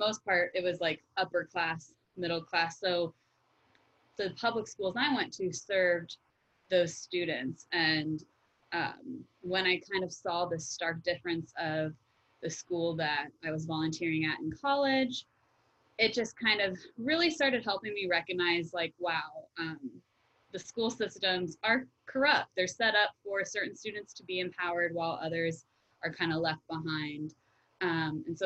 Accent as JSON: {"language": "English", "town": "Wellington", "region": "Florida", "country": "United States", "tie": "born or raised there", "said": "I grew up in Wellington, Florida, which is, you know, a upper middle class area. And I went to public school, K through 12th grade."}